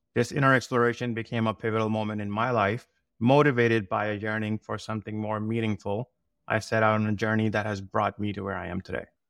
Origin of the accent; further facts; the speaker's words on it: South Shore of Massachusetts, United States; I grew up here in South Shore of Massachusetts